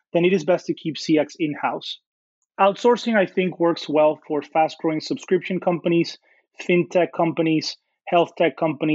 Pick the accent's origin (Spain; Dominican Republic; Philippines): Dominican Republic; moved away as an adult; now in United States; I grew up in the Dominican Republic, which is a small country in the Caribbean